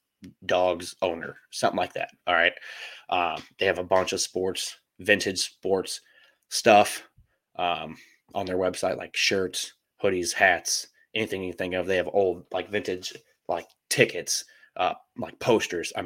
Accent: St. Louis, Missouri, United States; I'm from St. Louis

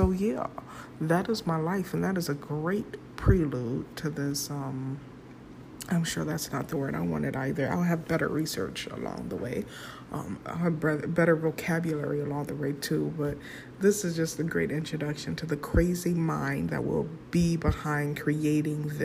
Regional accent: United States; I'm American

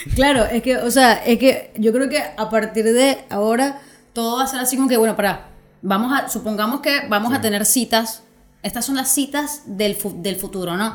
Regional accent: Venezuela; moved away; yo desde que me vine, yo de Venezuela no sé nada más allá que mi familia

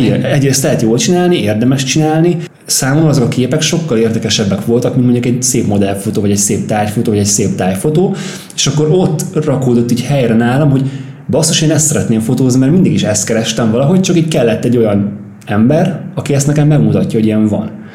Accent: Pápa, Veszprém County, Hungary; now in Budapest, Hungary

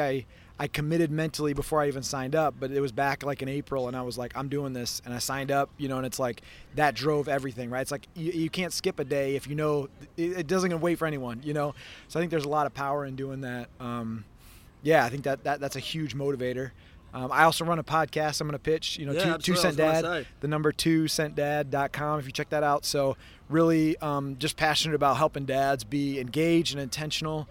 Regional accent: Michigan, United States; I'm from Michigan

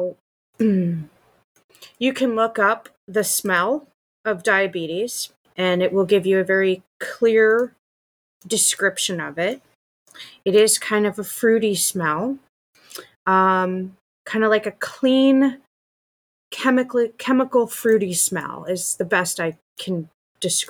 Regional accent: Colorado, United States; moved away; I'm from Colorado originally, but I lived there for so long

